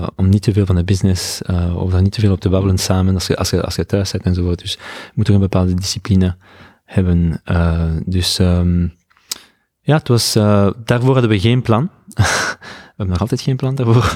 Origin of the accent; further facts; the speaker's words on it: Belgium; moved away as an adult; now in San Francisco, United States; ik ben van België